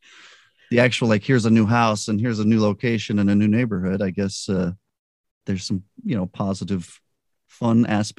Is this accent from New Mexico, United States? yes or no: yes; Albuquerque, New Mexico, United States; Because I grew up in Albuquerque. Yep. We moved there when I was a baby, and my parents split up and my mom moved and lived other places